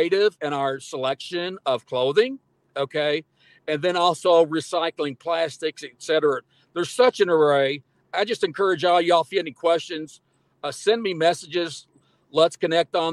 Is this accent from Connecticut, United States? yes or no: no; Kentucky, United States; when I grew up in Kentucky